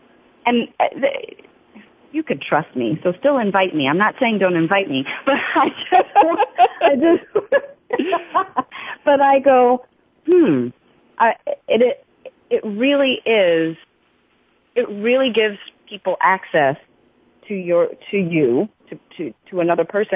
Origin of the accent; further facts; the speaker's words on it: New York, United States; I grew up in New York